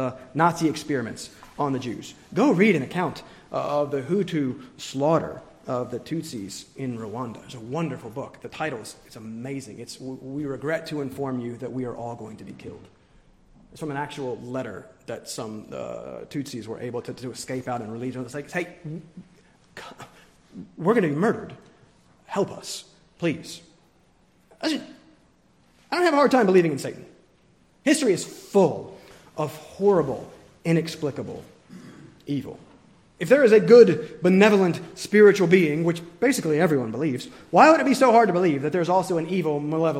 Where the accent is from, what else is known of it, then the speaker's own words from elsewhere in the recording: the South, United States; moved away; growing up in the South